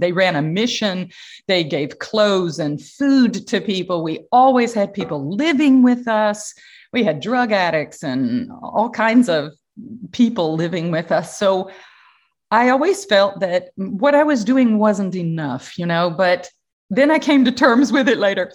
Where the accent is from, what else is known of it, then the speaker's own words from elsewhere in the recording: Atlanta, Georgia, United States; moved away; I come from the Southern United States, Atlanta, Georgia